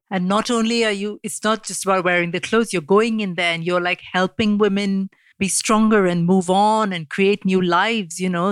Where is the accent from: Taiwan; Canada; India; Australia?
India; As a young girl growing up in India, I was being trained for marriage from the time I was old enough to talk